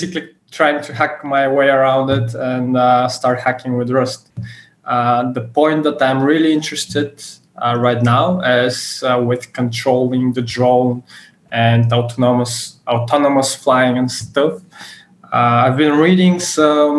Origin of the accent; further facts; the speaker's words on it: Bulgaria; I'm from Bulgaria